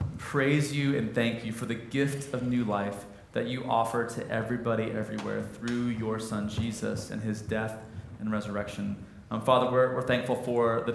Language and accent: English; Midwest, United States; I'm a Midwesterner.